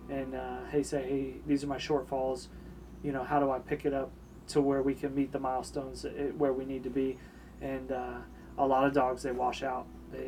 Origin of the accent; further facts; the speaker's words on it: Tampa, Florida, United States; born there; So, I was born in Tampa, Florida. Grew up in the military. Both my parents were in the military.